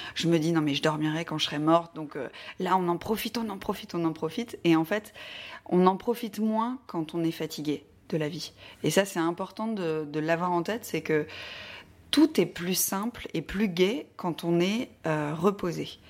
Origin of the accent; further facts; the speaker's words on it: the North, Hauts-de-France, France; now in Paris, France; je viens du Nord, je ne suis pas du tout parisienne